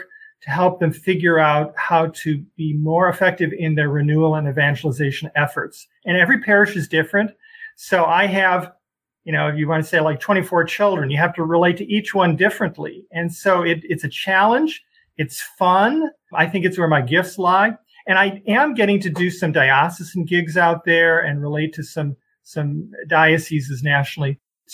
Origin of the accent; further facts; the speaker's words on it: Chicago, Illinois, United States; now in Des Moines, United States; I come from Chicago.